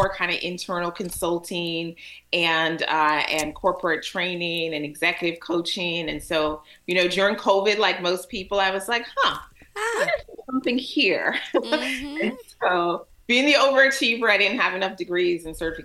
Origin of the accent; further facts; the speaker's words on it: Alexandria, Virginia, United States; also born or lived in Jamaica; now in Washington, D.C., United States; So I grew up in Alexandria, so that's home for me in Alexandria, Virginia